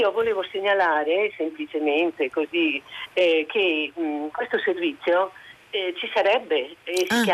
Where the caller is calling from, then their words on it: Venice, Veneto, Italy; Io chiamo da Venezia.